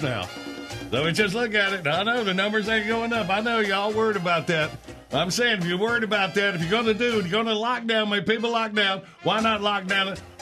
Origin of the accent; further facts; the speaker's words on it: Graham, North Carolina, United States; I honor my hometown county, Alamance County, North Carolina. I'm from Graham